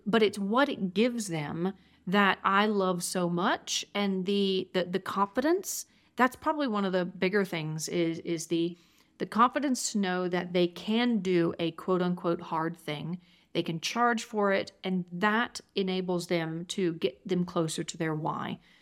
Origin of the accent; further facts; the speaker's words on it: Georgia, United States; now in Durango, United States; I'm originally from Georgia